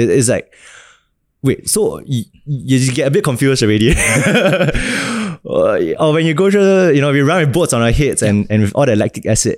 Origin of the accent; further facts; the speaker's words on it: Singapore; also born or lived in Australia / Ireland; as a Singaporean